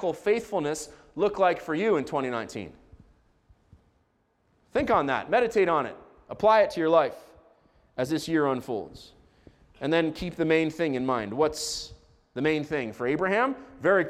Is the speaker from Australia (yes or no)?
no; Israel; I grew up in Israel